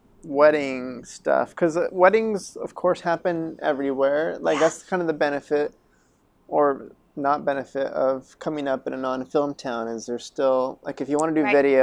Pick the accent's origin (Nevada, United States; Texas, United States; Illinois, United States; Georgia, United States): Nevada, United States; Reno; I'm from Reno.